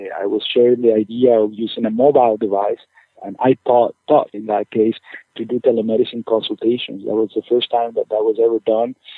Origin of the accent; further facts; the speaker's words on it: Caracas, Capital District, Venezuela; moved away as an adult; also born or lived in Chicago, Illinois / Ann Arbor, Michigan; now in Maine, United States; I'm originally from Venezuela, from Caracas, Venezuela, where I did med school.